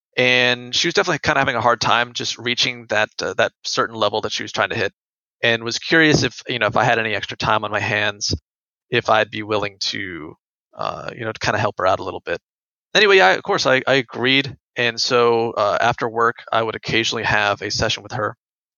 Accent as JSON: {"language": "English", "town": "Spanish Fort", "region": "Alabama", "country": "United States", "tie": "born or raised there", "also_born_or_lived": "New Orleans, Louisiana / China", "said": "My family, we're actually from New Orleans, Louisiana, here in the States. And I grew up there till I was about 5 or 6. And then I moved over to a small town in Alabama called Spanish Fort. This is towards the Gulf Coast."}